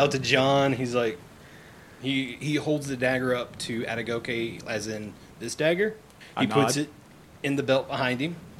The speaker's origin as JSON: {"language": "English", "region": "Louisiana", "country": "United States", "said": "I'm from Louisiana"}